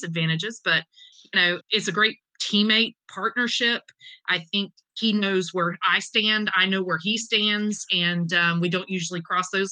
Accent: Eastern North Carolina, United States; I'm from Eastern North Carolina. It's whole hog where I'm at.

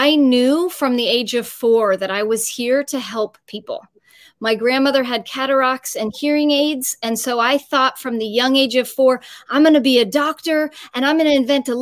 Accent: San Francisco, California, United States; also born or lived in Los Angeles; I'm originally born and raised in San Francisco, but then I moved to Los Angeles when I went to UCLA for college

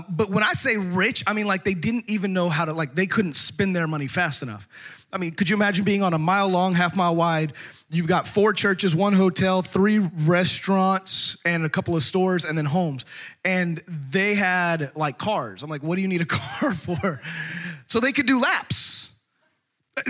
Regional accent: Texas, United States; also born or lived in out west; now in Arkansas, United States; growing up in Texas

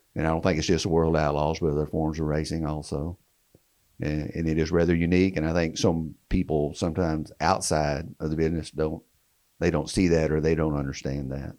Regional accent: Wichita Falls, Texas, United States; my hometown, Wichita Falls, Texas

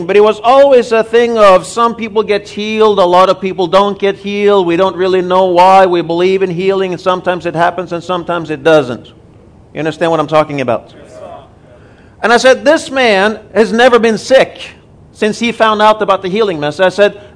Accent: Norway; also born or lived in Tulsa, Oklahoma, United States; now in Nairobi, Kenya; We are both originally from Norway. We've spent about 20 years in Tulsa under Rhema

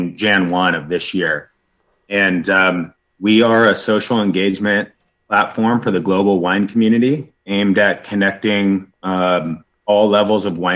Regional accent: Northern California, United States; growing up in Northern California

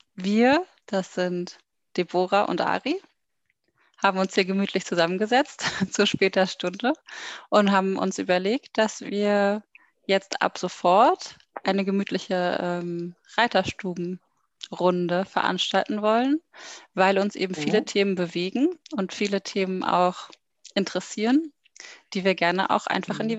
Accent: Berlin, Germany; ich komme aus Berlin und bin jetzt 28 Jahre alt

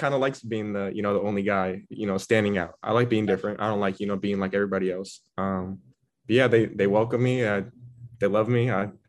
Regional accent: Seattle, Washington, United States; I grew up in Madison Park. Not very diverse at all. Growing up, you know, all my friends were white growing up.

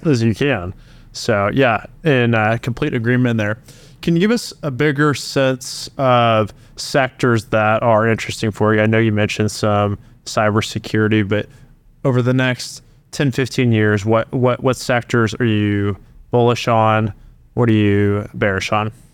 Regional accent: Oklahoma, United States; I also was born and raised in Oklahoma, was a founder here

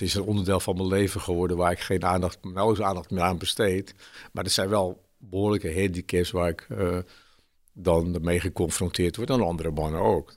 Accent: Haarlem, North Holland, Netherlands; moved away as an adult; also born or lived in Alkmaar; now in Zwolle, Netherlands; Ik ben eh, geboren in Haarlem.

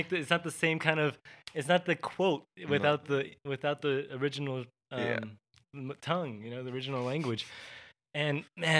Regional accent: Texas, United States; if I tried not to sound too American, you know, like, and I'm from Texas, dude.

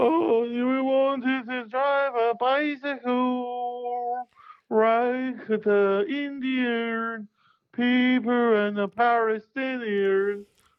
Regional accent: China; Well, I do everything properly. I'm from China.

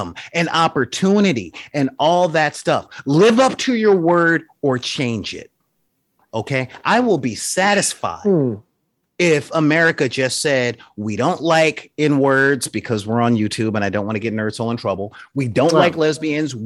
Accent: Los Angeles, California, United States; I grew up in South Central LA in the 80s

